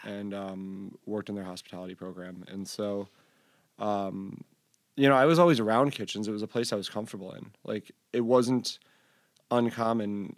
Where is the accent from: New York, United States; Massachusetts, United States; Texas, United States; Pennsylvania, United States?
New York, United States; Syracuse; I grew up in Syracuse, and it was like, that was the big, like, straight edge vegan hardcore scene.